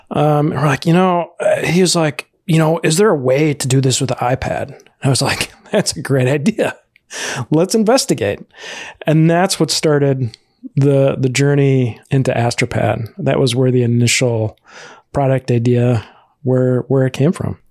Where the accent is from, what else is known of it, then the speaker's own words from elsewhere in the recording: Chicago, Illinois, United States; I'm originally from the, uh, Chicago area, uh, that's where I grew up.